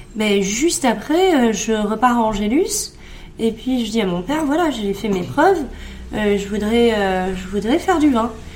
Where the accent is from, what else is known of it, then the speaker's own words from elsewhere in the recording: Saint-Émilion, Nouvelle-Aquitaine, France; j'ai grandi à Saint-Émilion